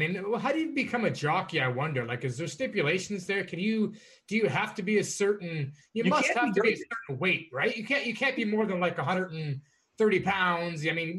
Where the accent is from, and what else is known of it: Toronto, Ontario, Canada; born or raised there